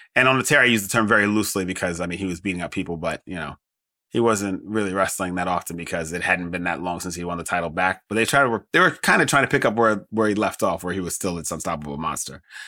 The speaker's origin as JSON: {"language": "English", "country": "United States", "said": "as an American"}